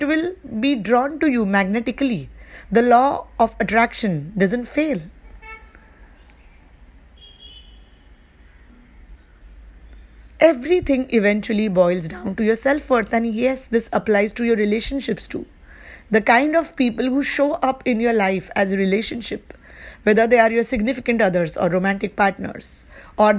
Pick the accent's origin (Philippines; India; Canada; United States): India; I live in India and I am from India